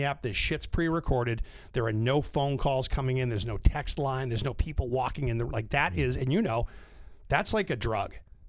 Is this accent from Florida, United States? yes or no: no; North Shore, Massachusetts, United States; also born or lived in Orlando; I grew up on the North Shore, so I was a BCN kid growing up.